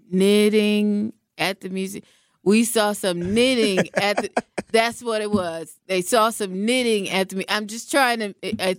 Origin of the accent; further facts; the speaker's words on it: West Coast, United States; moved away; Now, I'm from the West Coast, okay?